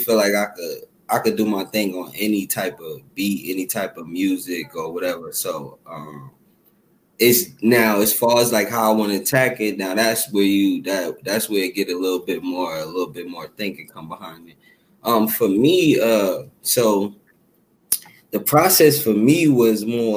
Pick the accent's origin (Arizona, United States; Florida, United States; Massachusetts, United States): Arizona, United States; Tucson; I'm from Tucson, Arizona